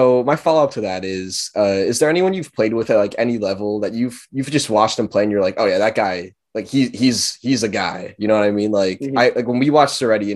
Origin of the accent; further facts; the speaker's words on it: New Jersey, United States; me and Ayn, we're both from New Jersey. We played high school ball in New Jersey